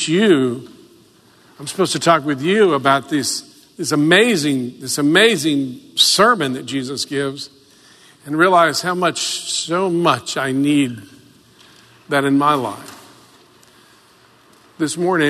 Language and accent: English; the South, United States; I grew up in the South.